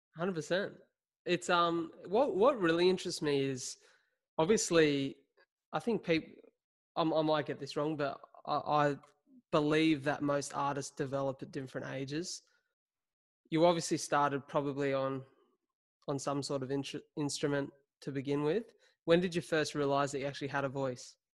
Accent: Wollongong, New South Wales, Australia; Aboveline was started here in my hometown of Wollongong

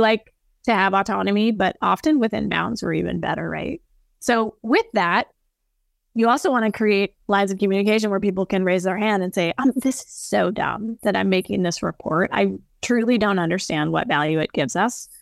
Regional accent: the West, United States; raised on a cattle ranch, very tuned into the earth and water, especially 'cause I'm from the West

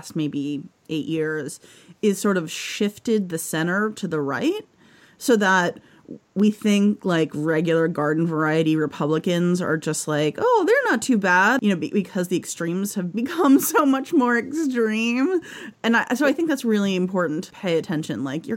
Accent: Boston, Massachusetts, United States; I'm from Boston

